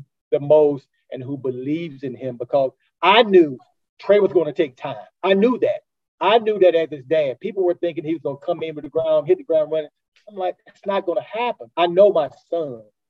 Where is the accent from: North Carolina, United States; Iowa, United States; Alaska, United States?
North Carolina, United States; Durham; I grew up in Durham